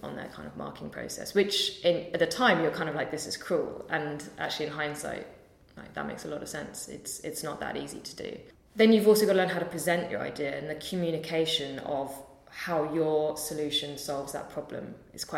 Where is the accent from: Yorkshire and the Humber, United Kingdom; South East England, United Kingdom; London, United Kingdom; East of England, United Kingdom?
London, United Kingdom; I'm from London so I could live at home